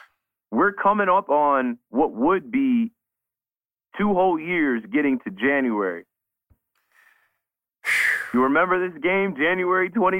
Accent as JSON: {"language": "English", "region": "New Jersey", "country": "United States", "said": "I'm from Jersey."}